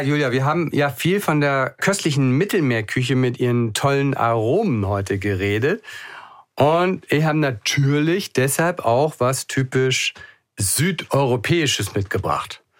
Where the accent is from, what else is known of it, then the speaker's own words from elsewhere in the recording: Hamburg, Germany; ich auch, ne? als Hamburger